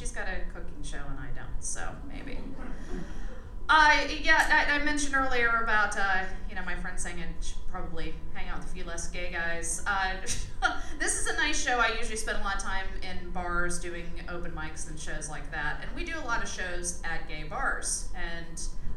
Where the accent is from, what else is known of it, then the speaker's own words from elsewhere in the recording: Pennsylvania, United States; moved away; I am from Pennsylvania